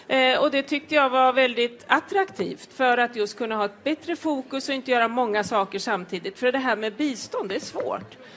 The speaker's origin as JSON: {"language": "Swedish", "region": "Östergötland", "country": "Sweden", "said": "Jag kommer från Östergötland och har en plats i riksdagen."}